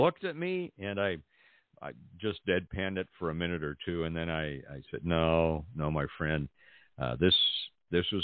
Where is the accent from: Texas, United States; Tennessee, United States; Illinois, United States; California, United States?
California, United States; Pasadena; also born or lived in Los Angeles; now in Central California, United States; Growing up in Los Angeles, was born and raised in Pasadena